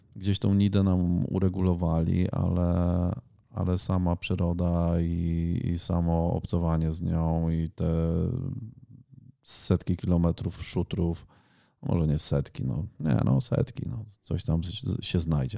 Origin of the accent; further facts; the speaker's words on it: Ponidzie, Świętokrzyskie Voivodeship, Poland; pochodzę z województwa świętokrzyskiego. Całe życie mieszkałem na Ponidziu